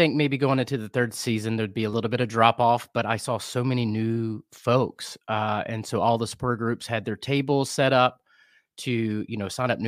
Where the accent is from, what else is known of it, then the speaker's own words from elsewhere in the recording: Kannapolis, North Carolina, United States; also born or lived in Albemarle, North Carolina / Wilmington, North Carolina / Boone, North Carolina / Asheville, North Carolina; now in Charlotte, United States; I grew up in the Piedmont here. I was born in Kannapolis.